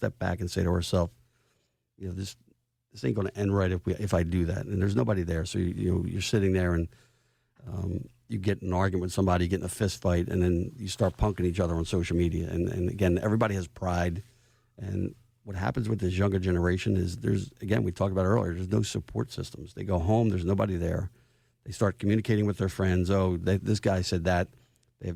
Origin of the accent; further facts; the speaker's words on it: Philadelphia, Pennsylvania, United States; I grew up in Southwest Philly and Finnegan's Playground